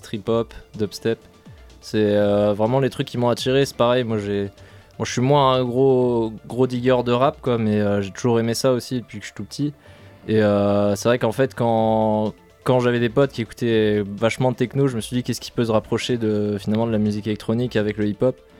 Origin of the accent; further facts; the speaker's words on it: Brest, Brittany, France; Moi je suis originaire de Brest, enfin plutôt année, mais je suis né à Brest. Donc moi j'ai grandi un peu en voyant Astropolis en fond euh, sonore.